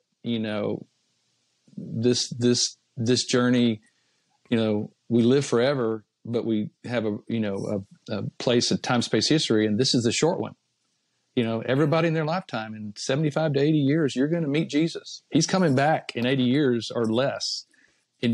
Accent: Austin, Texas, United States; moved away; Eric's studio in Austin, which is my hometown

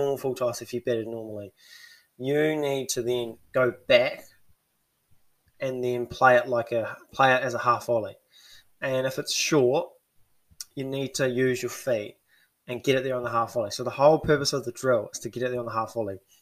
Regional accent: New Zealand; as a Kiwi

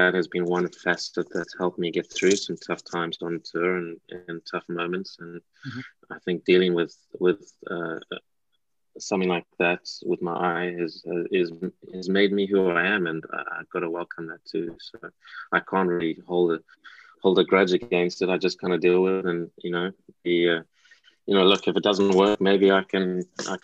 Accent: South Africa; now in England; I was born in South Africa, and that's a big part of my heritage.

